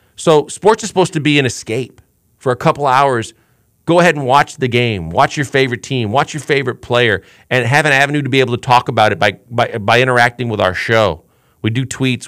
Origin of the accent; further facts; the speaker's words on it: Milwaukee, Wisconsin, United States; I was blessed enough growing up in Milwaukee, Wisconsin